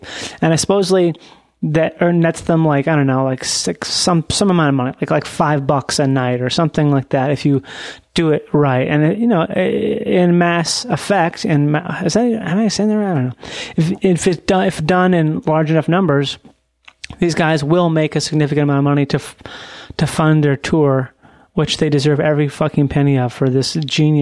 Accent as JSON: {"language": "English", "region": "Minnesota", "country": "United States", "said": "I'm from Minnesota"}